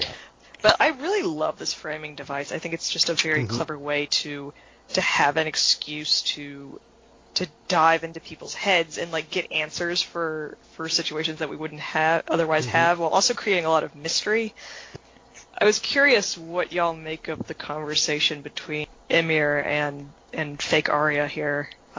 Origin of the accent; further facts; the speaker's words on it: the South, United States; accent: southern; Like, Con Weiramirs, that's just, like, my southern accent.